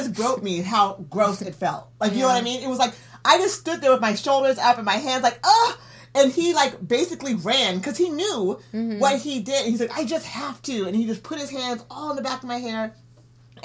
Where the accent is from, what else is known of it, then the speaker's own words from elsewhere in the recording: Eugene, Oregon, United States; also born or lived in Houston, Texas; growing up in Eugene